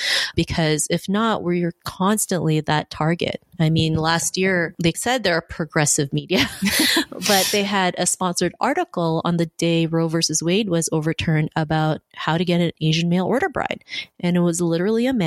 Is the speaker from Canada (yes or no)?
yes; Toronto, Ontario, Canada; also born or lived in Philippines; I grew up in Toronto. I moved here when I was 7 from the Philippines